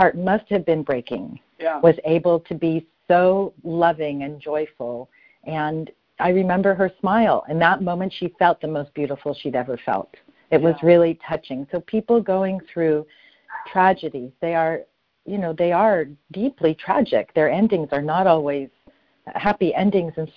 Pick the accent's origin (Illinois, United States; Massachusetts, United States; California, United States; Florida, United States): California, United States; Los Angeles; I was born in Los Angeles.